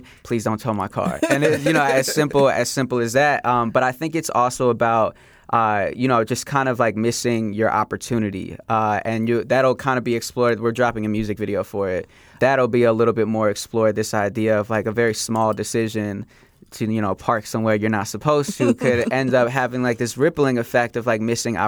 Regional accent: Philadelphia, Pennsylvania, United States; moved away; also born or lived in Chicago area / Oak Park, Illinois; Yeah, so I grew up in Philadelphia. So I was born in the Chicago area, moved to Philly when I was very young, and then lived there for over 10 years, and then moved back to the Chicago area.

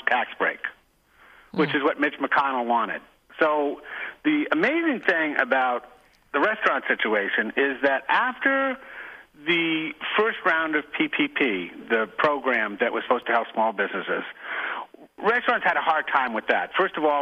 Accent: New York, United States; I'm a New Yorker

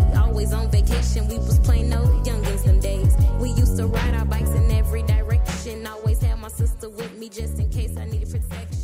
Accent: Chicago, Illinois, United States; I'm actually from Englewood, 67th and Peoria.

